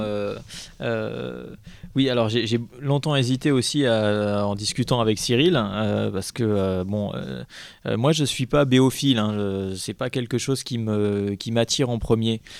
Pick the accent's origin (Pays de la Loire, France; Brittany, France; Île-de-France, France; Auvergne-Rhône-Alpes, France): Île-de-France, France; Paris; moi, je suis citadin, je suis né à Paris